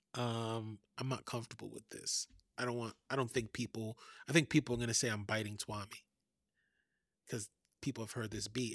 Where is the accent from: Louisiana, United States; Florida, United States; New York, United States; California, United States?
New York, United States; New York City; moved away as an adult; now in Oakland, United States; I grew up in Fort Greene projects